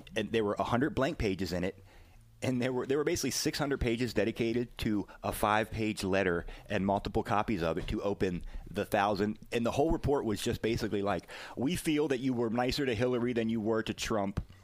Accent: the South, United States; as a Southerner

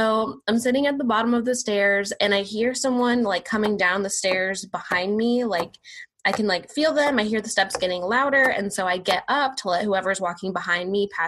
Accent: Johns Creek, Georgia, United States; I grew up in Johns Creek, which is a suburb just outside of Atlanta

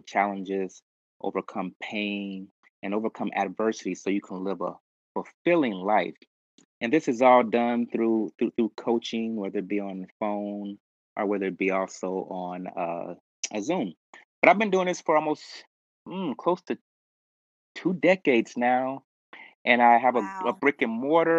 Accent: Los Angeles, California, United States; I was basically born and raised in South Central.

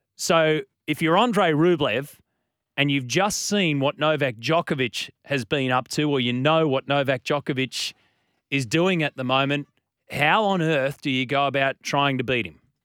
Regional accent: Australia; as an Aussie

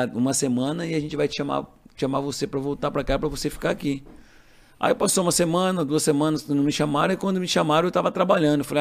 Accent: Capivari, São Paulo, Brazil; Sou de Capivari.

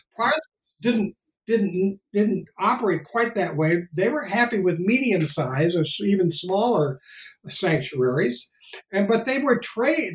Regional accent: Hector, Minnesota, United States; moved away as an adult; also born or lived in Bakersfield, California / Chicago, Illinois / New Haven, Connecticut; I grew up in Hector, Minnesota.

